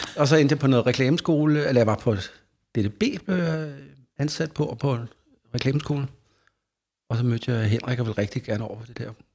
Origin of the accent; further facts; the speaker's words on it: Faxe, Zealand, Denmark; der var ikke så mange andre i den lille by, Faxe, hvor jeg er fra